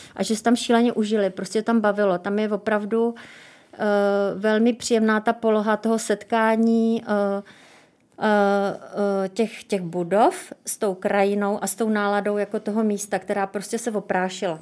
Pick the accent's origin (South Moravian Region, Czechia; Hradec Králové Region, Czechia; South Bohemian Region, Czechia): South Moravian Region, Czechia; Brno; já jsem z Brna